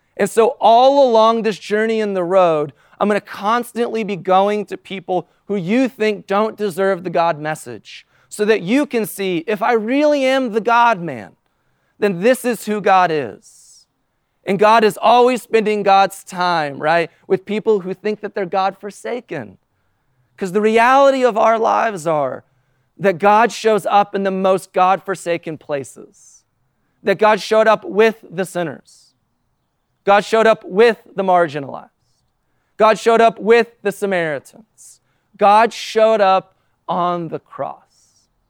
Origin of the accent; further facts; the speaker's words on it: United States; as an American in two thousand nineteen